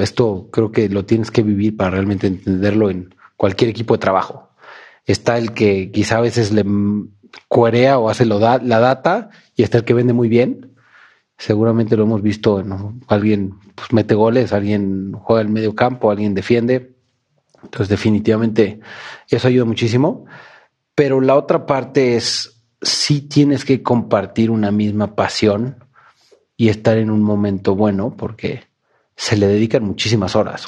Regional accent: Mexico City, Mexico; en mi país, en mi ciudad

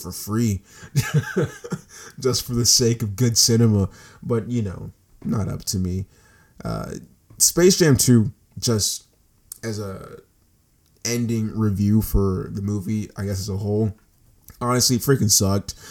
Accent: United States; I'm an American citizen

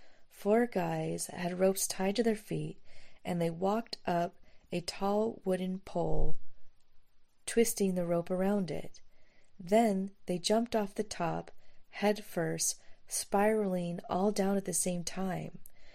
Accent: Southern California, United States; moved away as an adult; also born or lived in Mexico City, Mexico; Growing up in Southern California, I'm ashamed to admit that I never thought of any part of Mexico as being so cultured and sophisticated.

